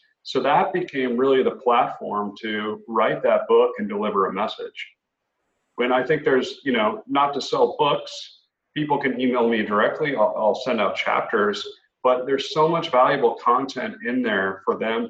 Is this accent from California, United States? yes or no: no; Indianapolis, Indiana, United States; I grew up in the Midwest in Indianapolis, Indiana